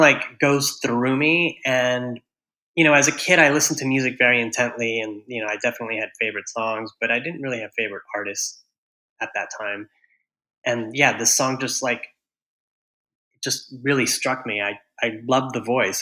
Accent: Houston, Texas, United States; now in New York City, United States; I grew up in Houston, Texas

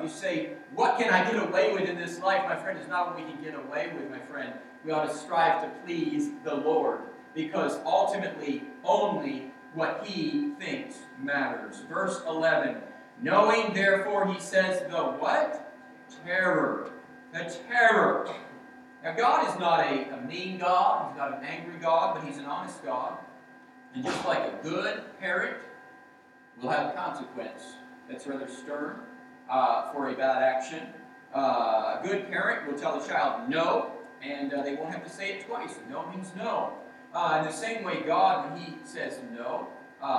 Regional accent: Georgia, United States; Growing up in Georgia in our church

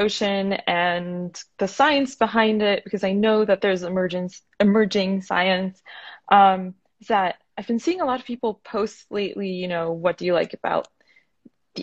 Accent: Florida, United States; also born or lived in Northeast United States; now in Portland, United States; I'm originally from Florida

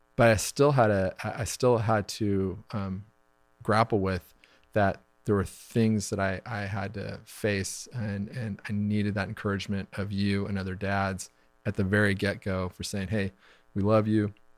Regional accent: Wichita, Kansas, United States; we're high school sweethearts, um, and we grew up in Wichita, Kansas

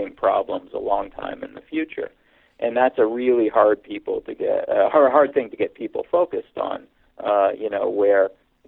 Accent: Hamilton, Ontario, Canada; moved away as an adult; also born or lived in Toronto, Canada / Pennsylvania, United States / California, United States / Austin, Texas, United States; I was born in Hamilton, Ontario, Canada, which is kind of the analog to Pittsburgh in Canada, a steel town. And when I was 13, we moved to Toronto, where I went to high school.

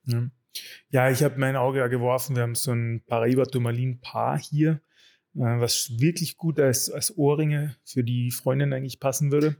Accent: Carinthia, Austria; als Kärntner habe ich

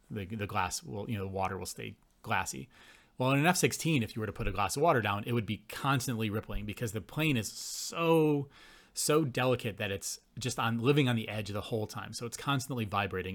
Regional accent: Buffalo, New York, United States; moved away as an adult; also born or lived in Gainesville, Florida / Calgary; now in Canada; growing up in Buffalo in the eighties and nineties

